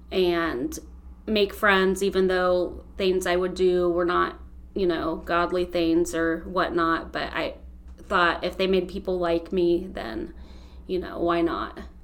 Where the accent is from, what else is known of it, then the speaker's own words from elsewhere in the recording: Holmes County, Ohio, United States; I'm from Holmes County